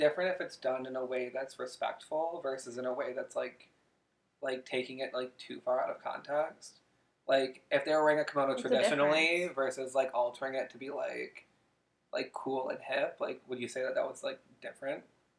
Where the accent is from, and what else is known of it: United States